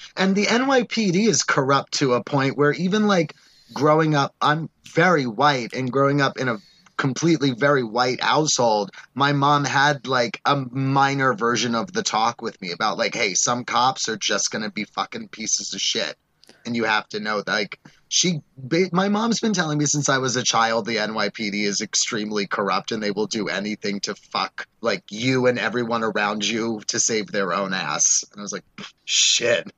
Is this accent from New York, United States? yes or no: yes; New York City, New York, United States; moved away; I was visiting home in New York